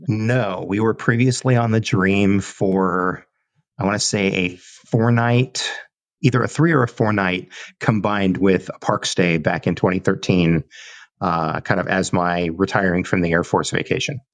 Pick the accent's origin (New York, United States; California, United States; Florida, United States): California, United States; Southern; moved away; a kid growing up in Southern California